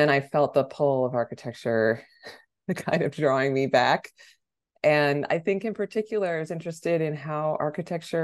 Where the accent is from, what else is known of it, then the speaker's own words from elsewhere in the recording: Los Angeles, California, United States; moved away; also born or lived in New York; I'm originally from Los Angeles